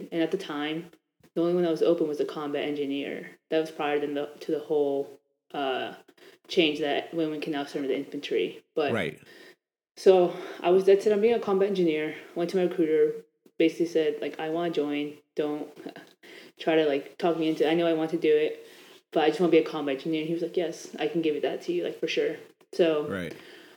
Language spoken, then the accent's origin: English; Annandale, Virginia, United States; I'm from Annandale, Virginia. I was basically raised here my entire life